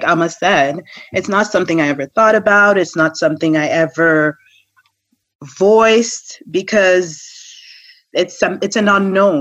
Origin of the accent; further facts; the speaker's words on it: Jamaica; I'm Jamaican